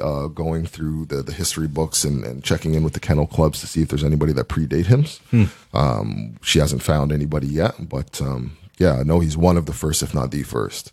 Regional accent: Dartmouth, Nova Scotia, Canada; also born or lived in Ottawa; I actually played football in grade 10 uh, at Dartmouth High

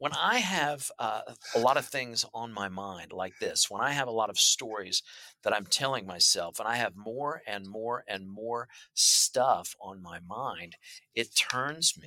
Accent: Midwest, United States; I'm from the Midwest. That's how I grew up

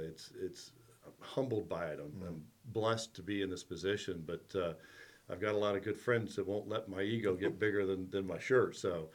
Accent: Hilton Head Island, South Carolina, United States; also born or lived in Charlottesville, Virginia; family started coming here in 1968. We lived here in the summers up until 72 when we moved down full time. My dad, we came in from Charlottesville, Virginia, but my dad packed everybody up and said, we're going to Hilton Head.

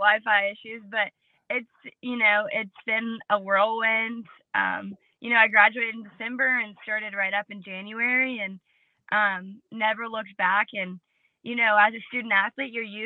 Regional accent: Georgetown, South Carolina, United States; I'm from Georgetown, South Carolina, near the beach and the water.

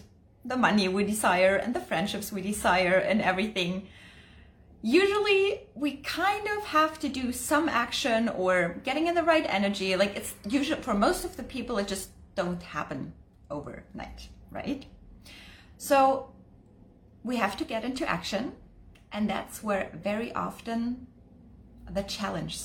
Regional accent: Germany; moved away; I'm originally from Germany

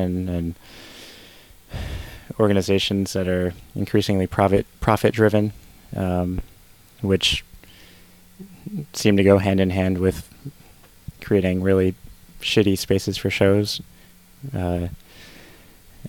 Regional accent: Connecticut, United States; moved away as an adult; also born or lived in Western Massachusetts; now in Vermont, United States; I grew up in Connecticut

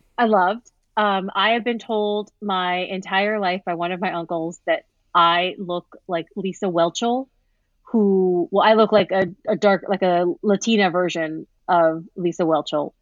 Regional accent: Santa Paula, California, United States; I'm from Santa Paula, California

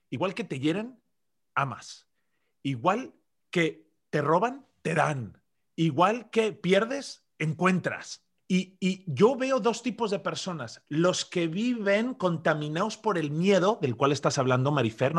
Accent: Zaragoza, Aragon, Spain; also born or lived in Madrid; yo nací en Madrid por accidente, crecí en Zaragoza, una ciudad pequeña al noreste que está entre Madrid y Barcelona

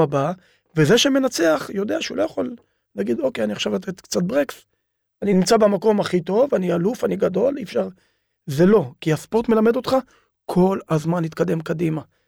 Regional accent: Ofakim, Southern District, Israel; also born or lived in Beersheba; אני גדלתי, נולדתי באר שבע, גדלתי באופקים

